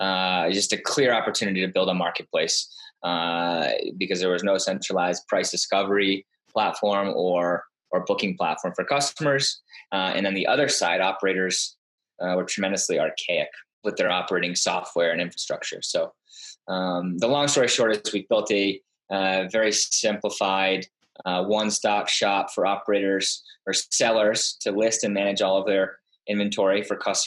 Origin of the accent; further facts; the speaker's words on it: Darien, Connecticut, United States; also born or lived in Tarrytown, New York; spent most of my life in Connecticut, in Darien, graduated from Darien High School in 2003.